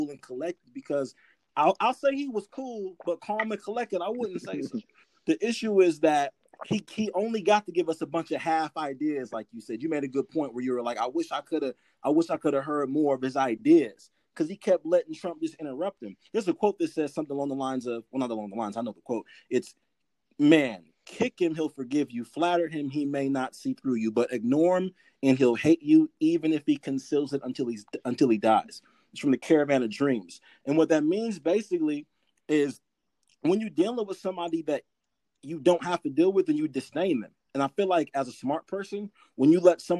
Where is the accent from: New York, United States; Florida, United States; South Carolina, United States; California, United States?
California, United States; as a Californian